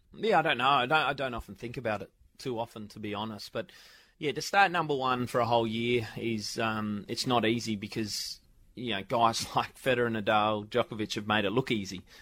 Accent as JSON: {"language": "English", "country": "Australia", "tie": "born or raised there", "said": "growing up in Australia"}